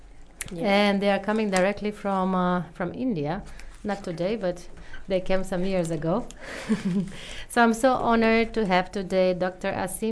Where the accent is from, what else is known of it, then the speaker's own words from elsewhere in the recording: Romania; moved away as an adult; now in New Zealand; from Romania and I live in New Zealand for 3 years.